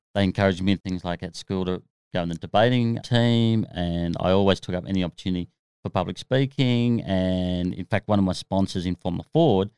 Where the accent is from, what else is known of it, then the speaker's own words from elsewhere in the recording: Australia; being an Aussie